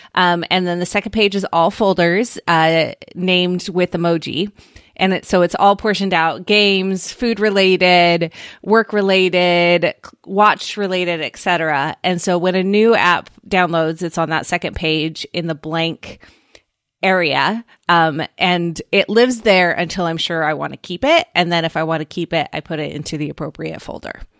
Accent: Oregon, United States; from my home state of Oregon

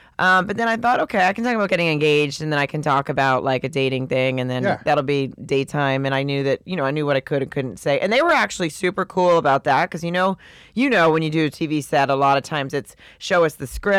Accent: Canada; So now that I'm just because I'm Canadian, now I'm gay.

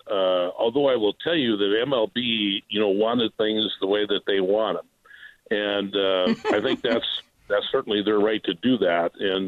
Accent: Illinois, United States; moved away as an adult; now in Dyersville, United States; I'm not a native. I'm from Illinois originally. And we moved here in 1995

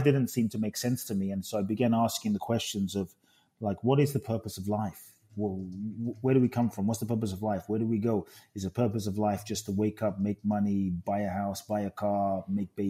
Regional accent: London, United Kingdom; also born or lived in Ghana; now in United States; I grew up in London

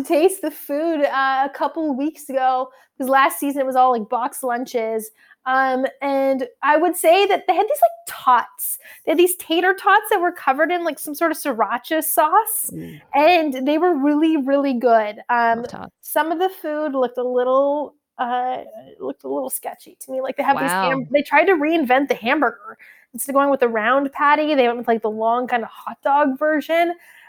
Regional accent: Seattle, Washington, United States; Born and raised in Seattle.

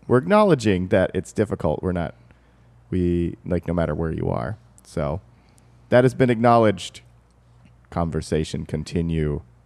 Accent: the South, United States; moved away; I grew up in the South

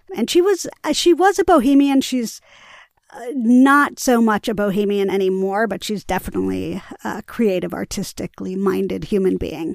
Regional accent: New York City, New York, United States; I grew up in Greenwich Village

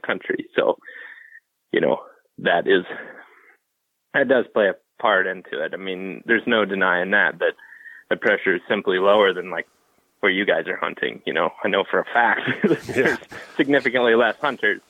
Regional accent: Ohio, United States; we're from Ohio and Wisconsin

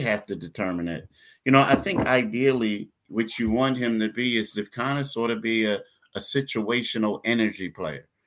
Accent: Philadelphia, Pennsylvania, United States; We're both from Philly

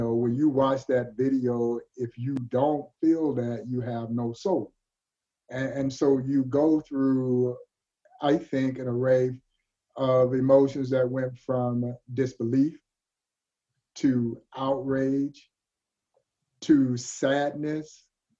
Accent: the South, United States; I grew up in the South

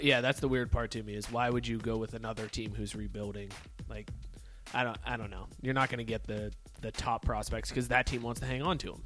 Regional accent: Youngstown, Ohio, United States; moved away; my hometown in Youngstown

